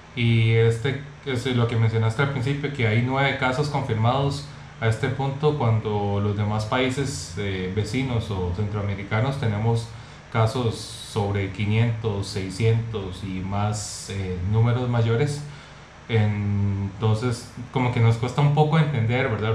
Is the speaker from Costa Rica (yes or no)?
yes; Costa Rica; en mi país, en Costa Rica